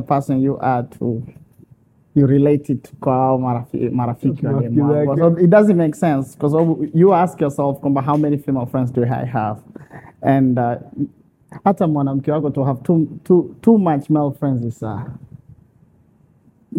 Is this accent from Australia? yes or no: no; Arusha, Tanzania; I'm from Arusha